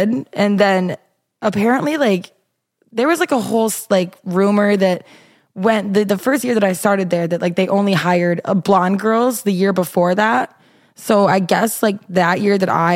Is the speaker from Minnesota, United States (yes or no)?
yes; Minnesota, United States; moved away; also born or lived in Iowa; I'm from Minnesota, and I went to Iowa